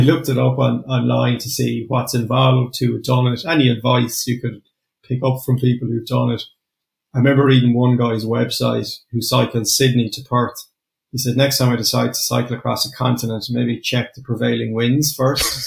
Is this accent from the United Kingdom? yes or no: no; Limerick, Munster, Ireland; I'm from Limerick